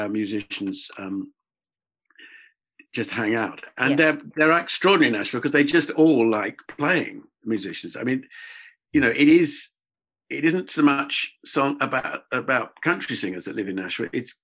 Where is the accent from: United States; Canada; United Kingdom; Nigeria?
United Kingdom; England; accent: English; being English, British